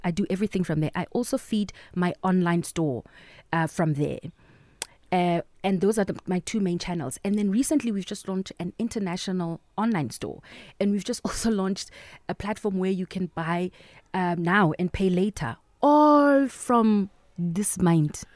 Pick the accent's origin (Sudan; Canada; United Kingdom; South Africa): South Africa; Free State; moved away; I love my hometown